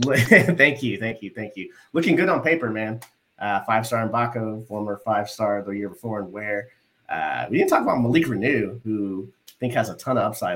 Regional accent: Texas, United States; I am from Texas

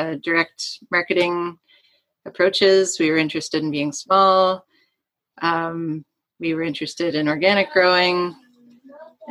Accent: Hamilton, Ontario, Canada; now in Cumberland County, Canada; Yes, I'm from Hamilton.

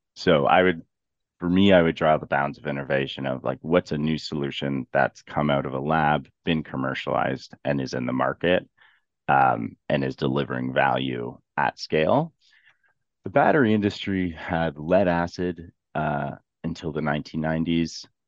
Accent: Ontario, Canada; I'm from Ontario

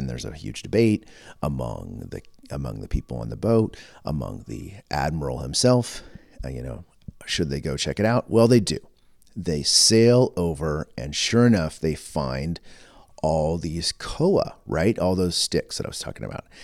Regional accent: United States; also born or lived in Texas-Oklahoma; now in Edmonton, Canada; I'm American

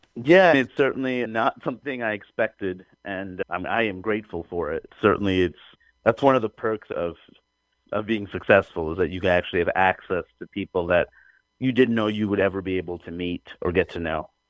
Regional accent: New York City, New York, United States; growing up in Queens, New York, where the whole world is there.

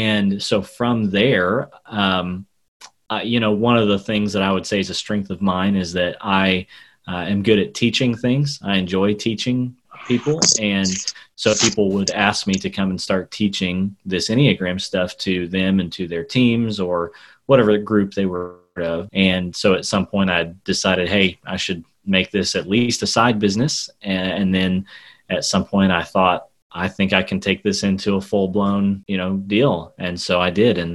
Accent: Southwest Missouri, United States; moved away as an adult; also born or lived in Oklahoma / Tulsa, Oklahoma / India / Arkansas; I grew up in Southwest Missouri

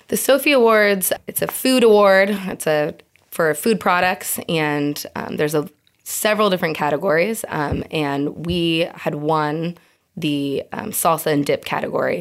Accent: Eugene, Oregon, United States; moved away as an adult; now in San Diego, United States; I grew up with Star in Eugene, Oregon

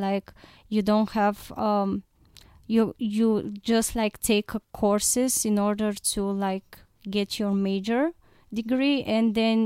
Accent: Plovdiv, Plovdiv Province, Bulgaria; I'm from Plovdiv.

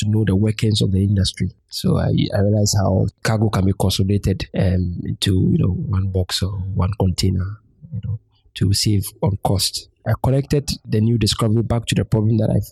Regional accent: Ghana; we are Ghanaians

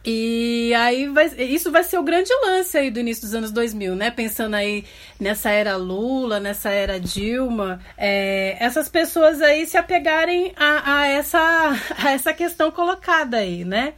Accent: Brazil; eu que sou da Zona Leste

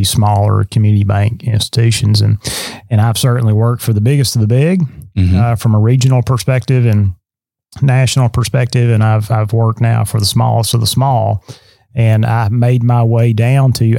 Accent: Lawrence County, southern Middle Tennessee, United States; moved away as an adult; now in Southeast Tennessee, United States; I grew up around in Lawrence County in southern Middle Tennessee

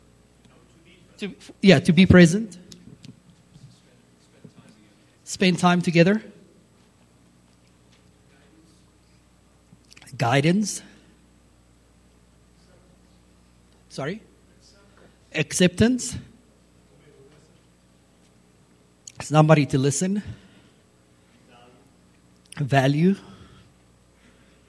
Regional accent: South Africa; growing up in South Africa, my dad was a rugby player in South Africa

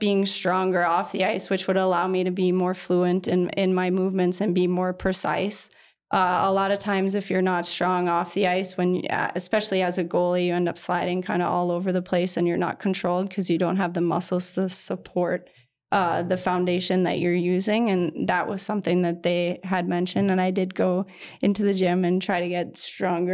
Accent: Kingston, Ontario, Canada; now in Minnesota, United States; growing up in Kingston

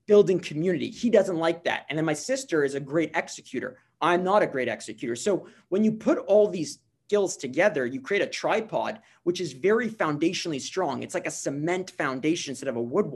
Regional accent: Montreal, Quebec, Canada; I'm from Montreal. I live here in Montreal

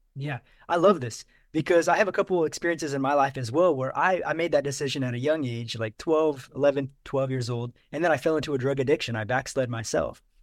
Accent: Missouri, United States; I grew up in Missouri

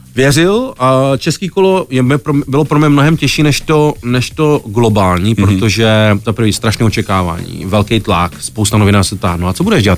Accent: Ostrava, Moravian-Silesian Region, Czechia; moved away as an adult; now in Prague, Czech Republic; nejsem, nejsem, nejsem z Prahy, jsem z Ostravy

